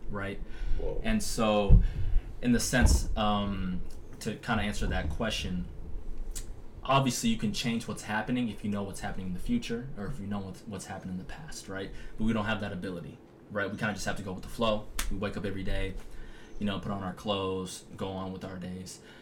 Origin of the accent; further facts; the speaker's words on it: Las Vegas, Nevada, United States; also born or lived in San Jose, California; From California, we moved to Las Vegas, Nevada when I was five years old.